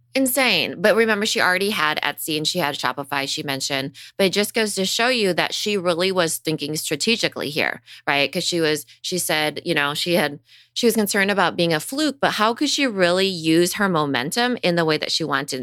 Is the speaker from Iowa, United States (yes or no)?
yes; Storm Lake, Iowa, United States; I grew up in Storm Lake, Iowa. It's a town of ten thousand people